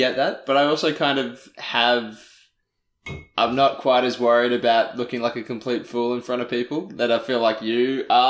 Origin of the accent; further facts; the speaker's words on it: Australia; growing up in Australia